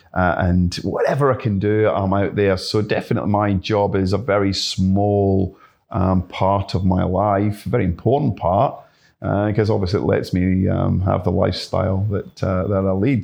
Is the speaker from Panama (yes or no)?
no; Glasgow, Scotland, United Kingdom; moved away as an adult; now in Yamba, Australia; I grew up in Glasgow, um, certainly in the Green Belt